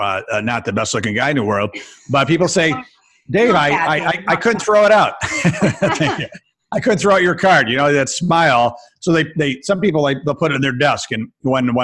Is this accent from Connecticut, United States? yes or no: no; Rochester, New York, United States; I come from Rochester, New York. It's the home of Kodak, right?